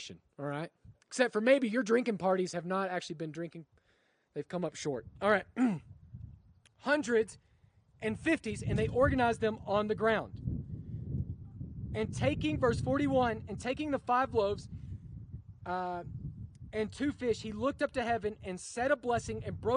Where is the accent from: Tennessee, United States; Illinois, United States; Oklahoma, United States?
Oklahoma, United States; I grew up in Oklahoma